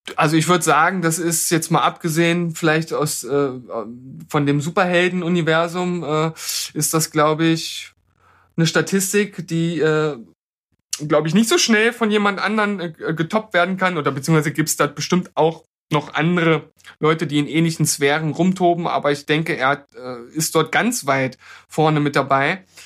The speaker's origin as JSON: {"language": "German", "country": "Germany", "said": "wir als Deutsche"}